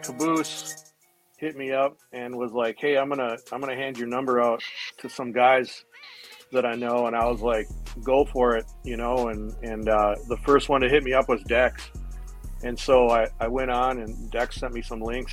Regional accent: Minneapolis, Minnesota, United States; I'm from Minneapolis, Minnesota

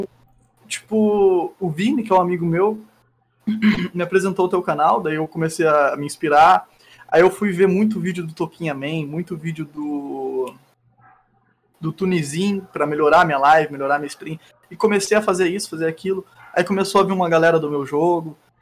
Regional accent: Barretos, São Paulo, Brazil; now in Gaspar, Brazil; Eu sou original de Barreto, São Paulo, e moro em Gaspar

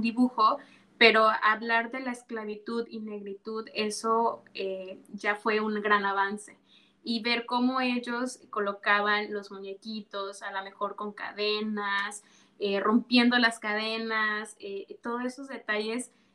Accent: Yanga, Veracruz, Mexico; soy originaria de Yanga, orgullosamente de Yanga

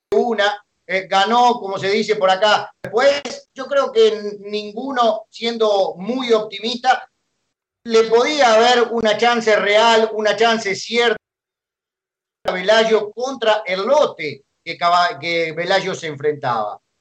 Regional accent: Uruguay; moved away as an adult; now in Ecuador; yo soy uruguayo de nacimiento

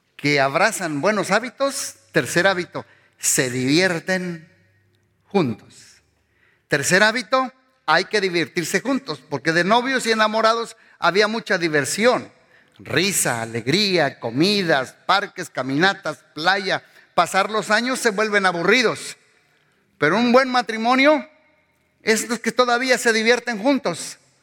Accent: Mexico; moved away; pues yo soy mexicano.

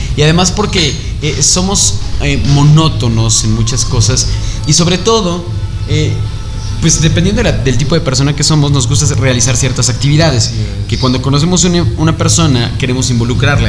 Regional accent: Mexico; como mexicanos es que creemos

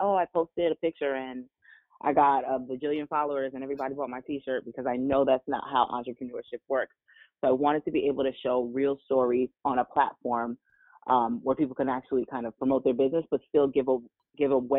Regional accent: New Jersey, United States; also born or lived in Washington, D.C.; I am from New Jersey, born and raised

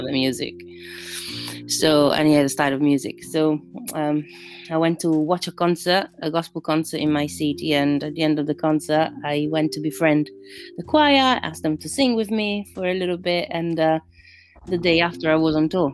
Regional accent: Rome, Lazio, Italy; English is a second language; moved away as an adult; now in London, United Kingdom; I was born in the heart of Babylon, in Rome.

